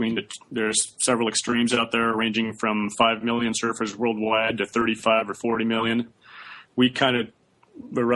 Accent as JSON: {"language": "English", "town": "Santa Barbara", "region": "California", "country": "United States", "said": "I was from Santa Barbara also"}